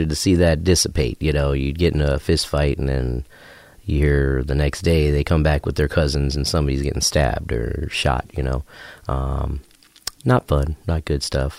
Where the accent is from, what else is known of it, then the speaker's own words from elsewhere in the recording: Chicago, Illinois, United States; growing up in Chicago